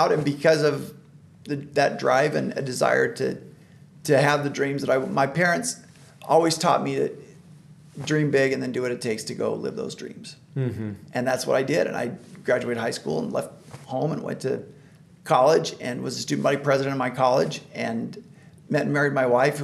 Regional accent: Boise, Idaho, United States; growing up in Idaho

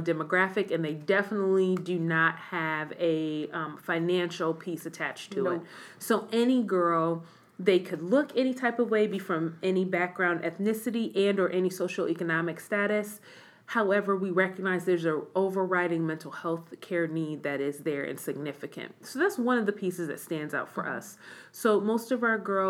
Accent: Midwest, United States; moved away as an adult; I'm originally from the Midwest

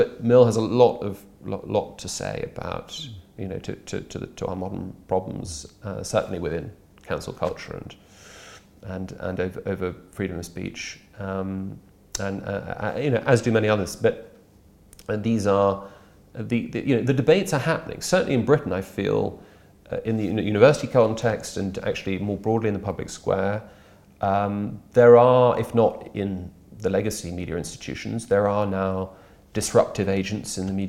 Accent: Brussels, Brussels-Capital Region, Belgium; I've been a Brexiteer since I was 13. I grew up in Brussels.

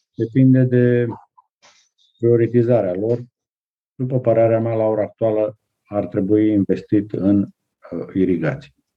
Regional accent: Prahova, Romania; aici în zona Prahovei, de unde sunt eu

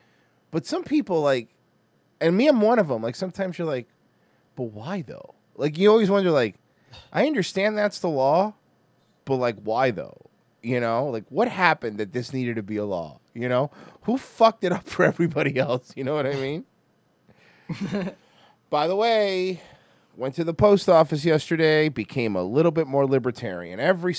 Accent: Florida, United States; I'm from Florida.

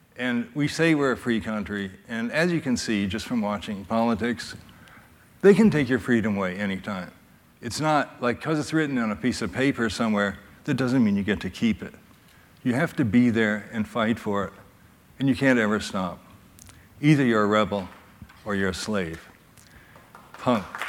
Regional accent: Louisville, Kentucky, United States; moved away as an adult; also born or lived in Lynchburg, Virginia; I grew up in Louisville

